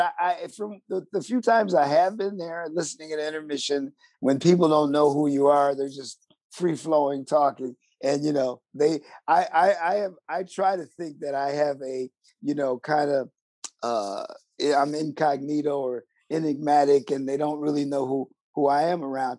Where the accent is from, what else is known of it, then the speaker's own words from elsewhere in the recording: Buffalo, New York, United States; I'm from Buffalo, New York, which is a little different